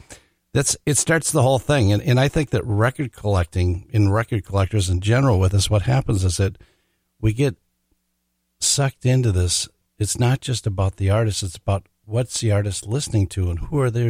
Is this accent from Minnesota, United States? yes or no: yes; Minneapolis, Minnesota, United States; my old house that I grew up in, and I'm a Washburn graduate with that, and I grew up on the South Side